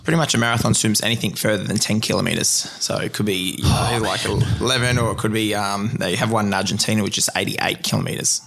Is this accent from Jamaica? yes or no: no; Queensland, Australia; being a Queenslander